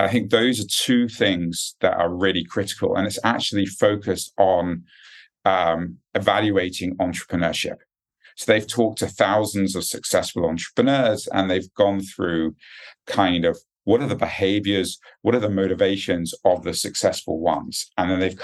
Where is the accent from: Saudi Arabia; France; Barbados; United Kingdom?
United Kingdom; accent: British; moved away as an adult; also born or lived in United States; now in Singapore; I'm a Brit at heart, obviously, from the accent. I haven't quite lost it yet.